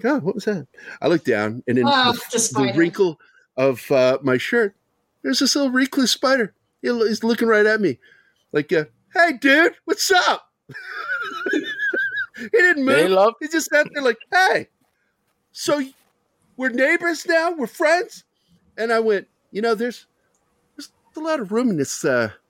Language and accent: English; Phoenix, Arizona, United States; moved away; I grew up in Phoenix